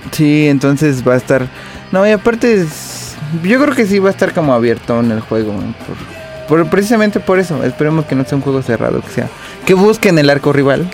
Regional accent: Nezahualcóyotl, State of Mexico, Mexico; Yo soy de Nesa, no es, no es ninguna cosa mala contra Nesa. Yo soy de Nesa

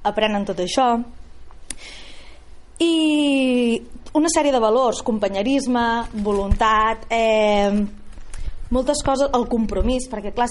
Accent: Reus, Catalonia, Spain; A vegades penso que això és un, un error com a reusenca i que no m'ho miro amb, des d'una perspectiva dient, però quan m'ho miro fredament segueixo pensant el mateix.

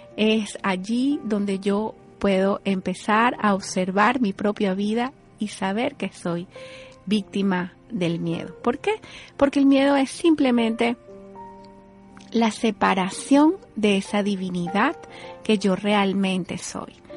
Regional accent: Venezuela; moved away as an adult; now in United States; Yo soy venezolana, estoy aquí en los Estados Unidos desde el año 2008

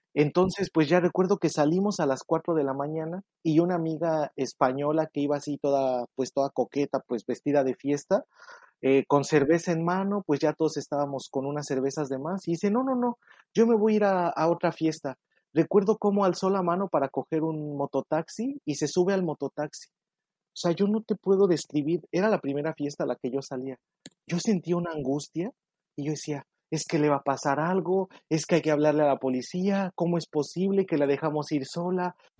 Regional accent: Mexico; moved away as an adult; now in Bangkok, Thailand; yo soy de México. Llevo dos años y tres meses viviendo aquí en, Tailandia

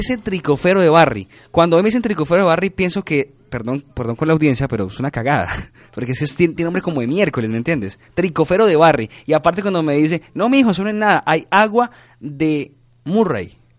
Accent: Colombia

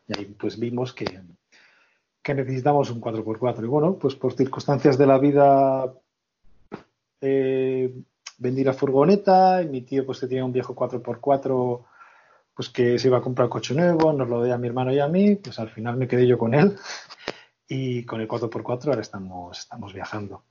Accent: Portugalete, Basque Country, Spain; soy vecino de Portugalete

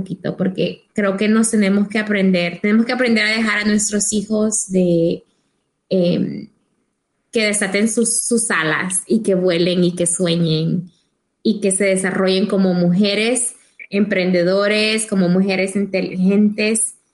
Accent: El Salvador; como salvadoreños creo que nuestros padres siempre nos tratan de proteger

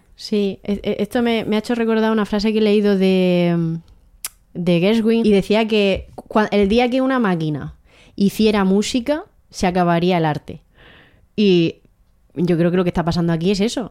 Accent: Águilas, Region of Murcia, Spain; also born or lived in Abarán, Murcia; Yo nací en Abarán, Murcia, pero he vivido toda mi vida en Águilas, Murcia.

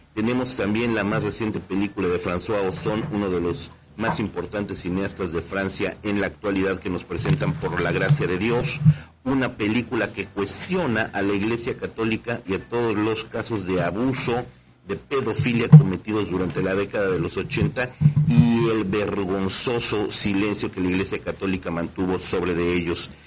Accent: Mexico; nuestro país

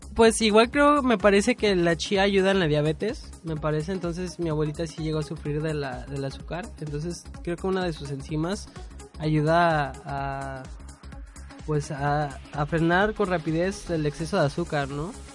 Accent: Mexico; por comer en la calle como buen mexicano

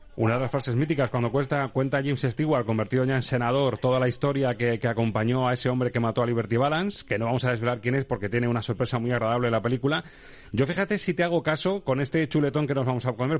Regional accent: Toledo, Castilla-La Mancha, Spain; siendo de Toledo

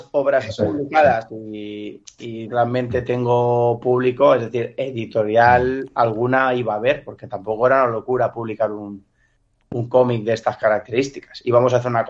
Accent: Valencian Community, Spain; un domingo, como valenciano, en la paella, eh, mi padre sacó el tema

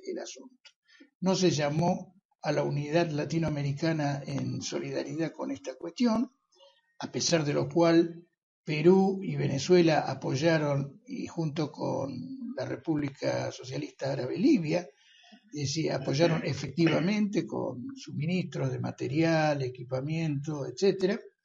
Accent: Argentina; los argentinos no somos belicistas

